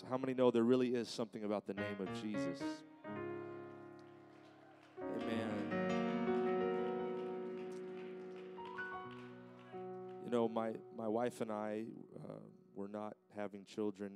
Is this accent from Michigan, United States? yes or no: no; California, United States; moved away; my home state of California